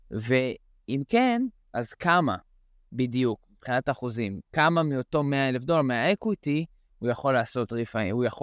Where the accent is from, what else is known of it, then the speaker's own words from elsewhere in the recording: United States; אני יכול להגיד גם למאזינים שאנחנו, אה, כאמריקאים, מקבלים אה, cash out 80 אה, loan to value.